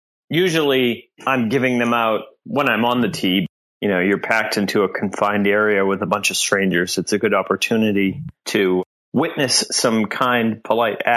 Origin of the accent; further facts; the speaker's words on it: Southern New Hampshire, United States; now in Boston, United States; I grew up in New Hampshire